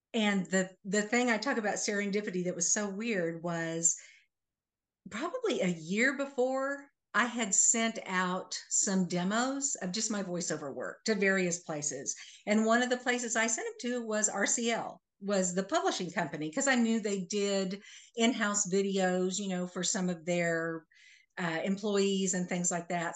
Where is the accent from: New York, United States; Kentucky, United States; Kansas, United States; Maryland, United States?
Kansas, United States; Manhattan; I am originally from Manhattan, Kansas